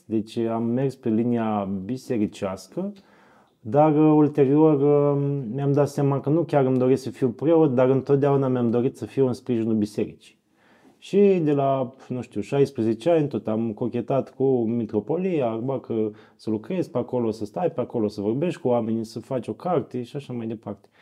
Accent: Iași, Iași County, Romania; sunt din Iași, am 40 de ani

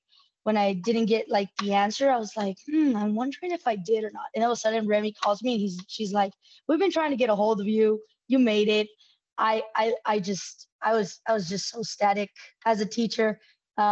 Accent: El Paso, Texas, United States; I'm from El Paso, Texas, and I grew up in a low-income community, and now I'm a female coach here in town

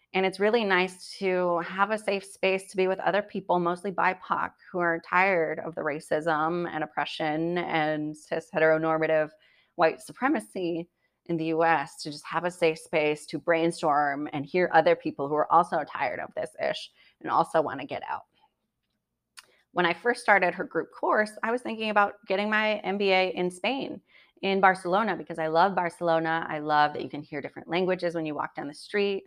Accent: United States; As an American

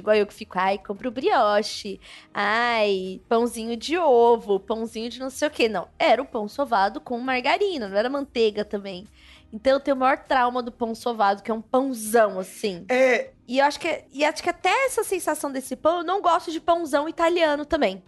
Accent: São Paulo, Brazil; also born or lived in Distrito Federal; eu nascida e criada em São Paulo e algumas vezes, alguns anos, né, no Distrito Federal

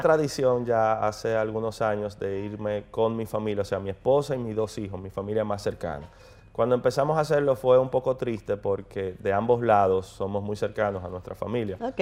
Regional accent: Dominican Republic

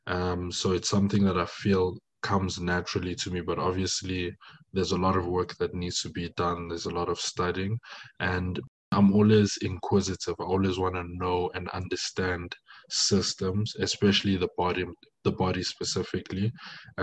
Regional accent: Johannesburg, Gauteng, South Africa; first language French; English is a second language; I'm born and raised in South Africa, Johannesburg, but my origin hails from DRC, Congo

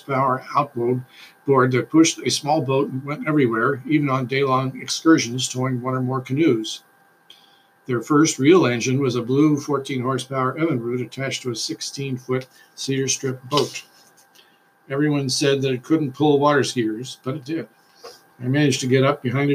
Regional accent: Bellport, New York, United States; my hometown of Belport, New York

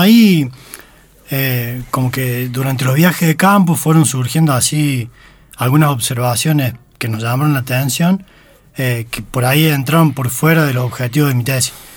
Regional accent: Río Segundo, Córdoba, Argentina; yo crecí, nací, crecí en Río Segundo

